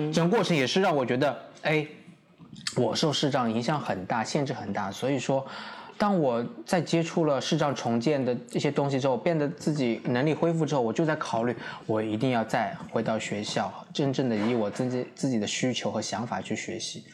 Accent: Suzhou, Jiangsu, China; moved away as an adult; now in Taipei, Taiwan; 我是中国大陆江苏省苏州市

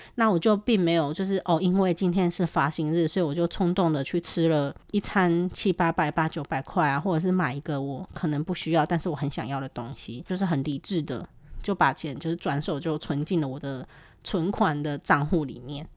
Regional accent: Taiwan; moved away as an adult; also born or lived in Japan; 因为我是台湾人，我对于地震这个东西真的已经司空见惯了

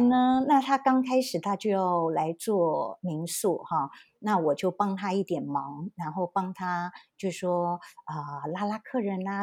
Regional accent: Taiwan; moved away as an adult; now in London, United Kingdom; 我身在台湾二十八年我才去，呃，英国的。嗯，我是在台湾工哦。作了两年半，啊，近三年，然后我才去了英国念书，然后留下来，一直到现在

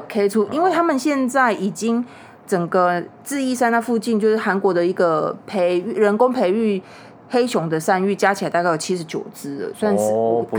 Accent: Taiwan; 而特别对我们台湾人来说，

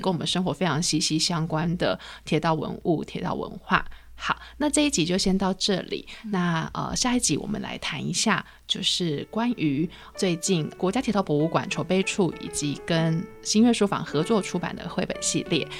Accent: Taichung, Taiwan; 像我是台中人嘛

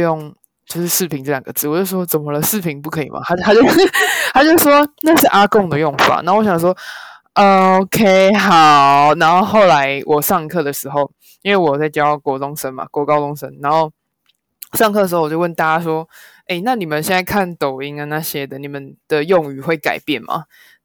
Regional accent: Taiwan; 我们台湾人

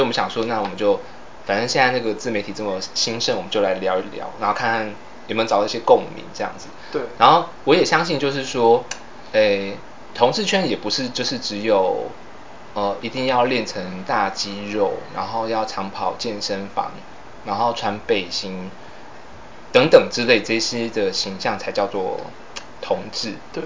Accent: southern Taiwan, Taiwan; 我们是那个来自台湾的最南端嗯啊，我们是南部的那个阳光女儿

